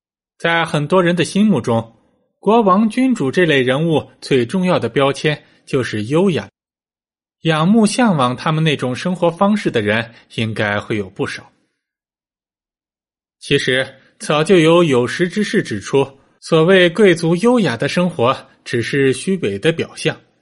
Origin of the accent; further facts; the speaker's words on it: China; 只不过对于我们中国人来说，这倒是一个契机。